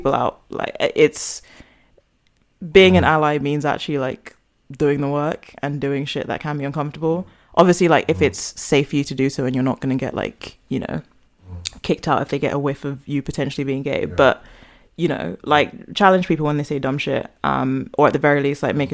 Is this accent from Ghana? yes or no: yes; Ghana; as a Ghanaian, like I love the culture